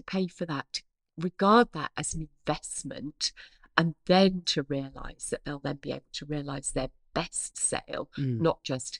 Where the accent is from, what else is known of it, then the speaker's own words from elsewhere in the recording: East of England, United Kingdom; accent: Norfolk; I sound much posher than I hear in my head. In my head, I still hear my Norfolk accent, sure.